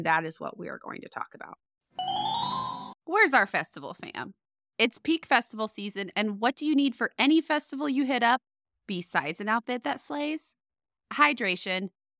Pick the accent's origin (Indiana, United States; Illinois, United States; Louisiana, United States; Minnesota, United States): Indiana, United States; because I moved to Blackford in 2004 from Marion, Indiana, and it's like triple the size, at least, of what Blackford, the whole county is. So to me, it's still that little safe town that I grew up in.